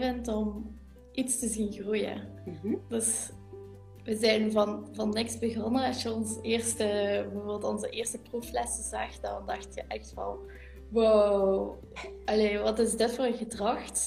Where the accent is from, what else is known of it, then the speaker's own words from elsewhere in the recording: Limburg, Flanders, Belgium; accent: Limburg; in de streek van waar we vandaan komen, je hoort dat ook aan mijn accent, mhm. ik, eh, kom van Limburg